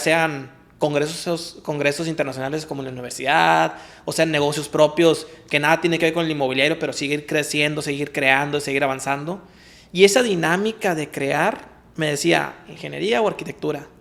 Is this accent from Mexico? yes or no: yes; Culiacán, Sinaloa, Mexico; soy nacido aquí en Culiacán, tengo apellido japonés